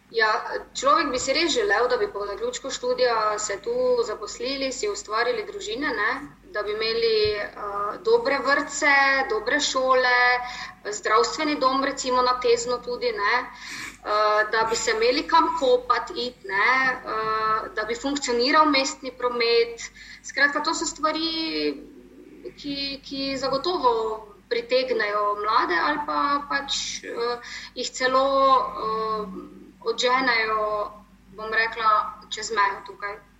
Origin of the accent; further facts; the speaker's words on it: Maribor, Drava, Slovenia; smo že tukaj, se pravi Mariborčani